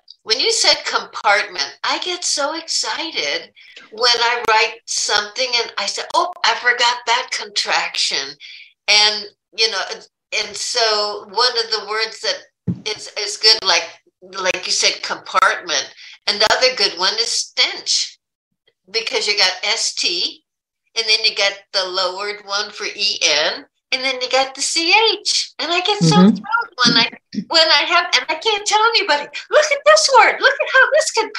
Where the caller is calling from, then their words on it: Sarasota, Florida, United States; No, Marsha, I'm from Sarasota, Florida.